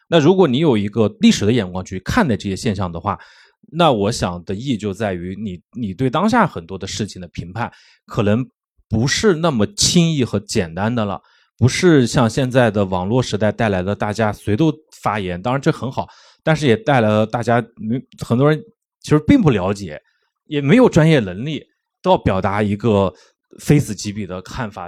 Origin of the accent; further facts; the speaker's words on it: Xuancheng, Anhui, China; accent: Jianghuai Mandarin; moved away; 确实靠近南京很近的一个安徽的县城里面，小时候去南京也很多